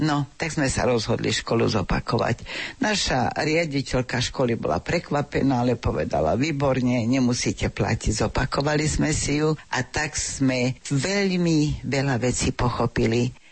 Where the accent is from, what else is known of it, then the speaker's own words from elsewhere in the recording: Slovakia; first language Slovak; moved away as an adult; now in Canada; Ja som taký patriot, by sa dalo povedať Doma sme rozprávali vždy veľmi pekne po slovensky, mama bola Martinčianka